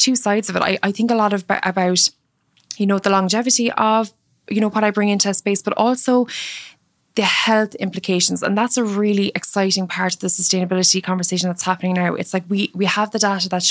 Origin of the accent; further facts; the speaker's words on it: Mallow, Munster, Ireland; So my childhood home in Cork was very rural. I grew up in Mallow, which is a commuter town outside of Cork